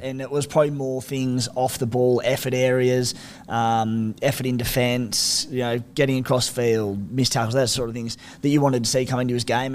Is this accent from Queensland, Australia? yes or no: no; Canberra, Australian Capital Territory, Australia; Us scrappers from the nation's capital